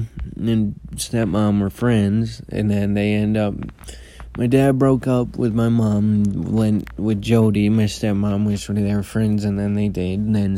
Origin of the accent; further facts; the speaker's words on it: Columbia Heights, Minnesota, United States; also born or lived in Anoka; it was before, and then I grew up in Columbia Heights, and then we moved when I was a baby.